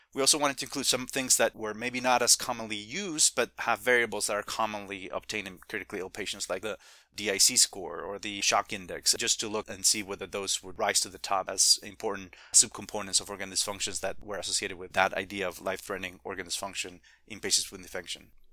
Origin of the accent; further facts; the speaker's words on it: Spain; now in Midwest, United States; I'm originally from Spain